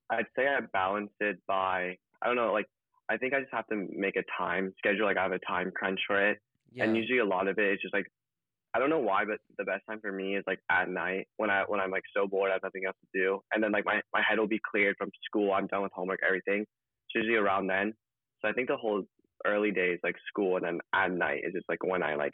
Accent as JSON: {"language": "English", "town": "Los Angeles", "region": "California", "country": "United States", "tie": "born or raised there", "said": "17. I was born and raised in Los Angeles."}